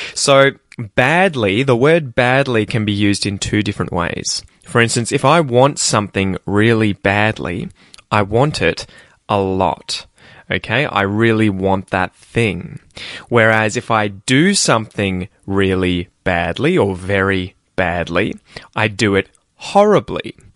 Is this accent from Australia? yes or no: yes; Australia; accent: Australian; my accent if you are after the Australian accent.